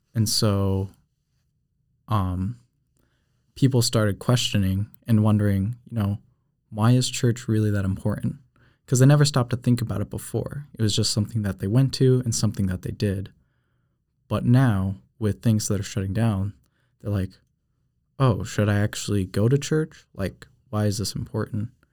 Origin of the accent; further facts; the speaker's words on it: New Hampshire, United States; moved away as an adult; I'm actually from New Hampshire